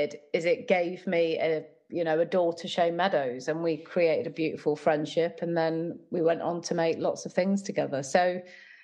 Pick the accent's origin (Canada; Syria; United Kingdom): United Kingdom; Nottingham, East Midlands; I grew up in Nottingham, where I still live